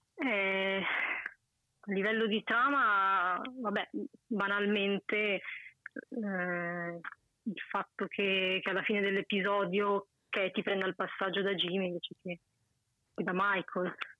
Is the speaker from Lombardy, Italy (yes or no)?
yes; Mantua, Lombardy, Italy; sono da Mantova, nord